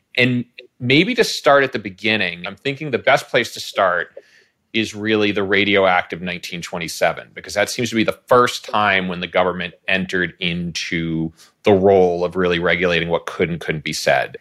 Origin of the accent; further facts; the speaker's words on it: Boston, Massachusetts, United States; I grew up in the Boston area.